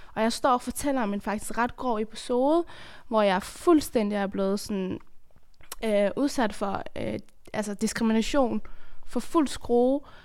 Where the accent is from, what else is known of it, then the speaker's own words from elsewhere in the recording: Afghanistan; now in Denmark; jeg kommer fra Afghanistan, hvor det er et af de fem værste lande at være kvinde i.